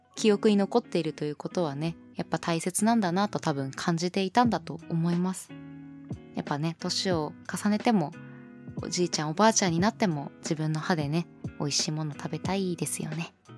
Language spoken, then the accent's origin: Japanese; eastern Japan, Japan; 東の人間なので